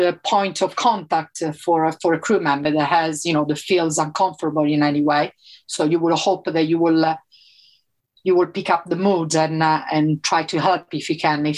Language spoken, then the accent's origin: English; Italy; first language Italian; English is a second language; moved away as an adult; I'm from Italy